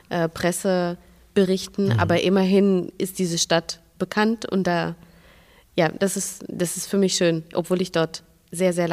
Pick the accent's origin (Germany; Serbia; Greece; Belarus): Belarus; Minsk; habe mir angewöhnt, immer zu sagen, ich komme aus Russland, weil das viel, also die Gespräche